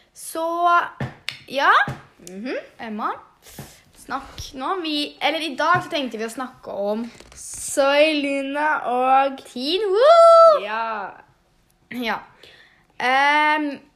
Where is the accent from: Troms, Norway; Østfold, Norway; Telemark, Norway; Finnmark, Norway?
Østfold, Norway; Svinndal; born or raised there; also born or lived in Jeløya, Moss